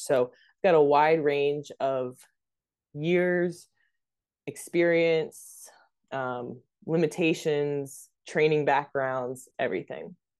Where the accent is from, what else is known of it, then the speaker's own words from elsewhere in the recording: Delaware, United States; moved away; also born or lived in North Carolina; I'm from Delaware